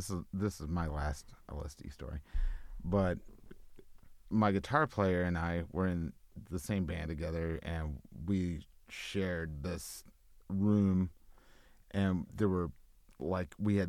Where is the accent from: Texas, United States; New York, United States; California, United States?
Texas, United States; Houston; My hometown.